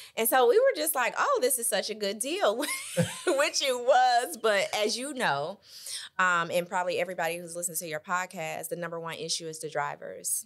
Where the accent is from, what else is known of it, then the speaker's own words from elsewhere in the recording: Michigan City, Indiana, United States; moved away as an adult; now in Indianapolis, United States; born and raised in Michigan City, Indiana.